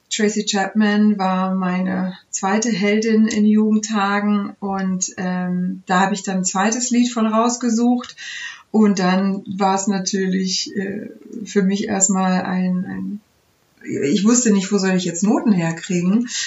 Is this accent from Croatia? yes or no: no; Turkey; now in Germany; Und ich war so weit weg von einem musikalischen Umfeld, dass ich als Türkin dachte, in Deutschland gibt es nur Kirchenchöre, äh, bei denen ich mich bewerben kann.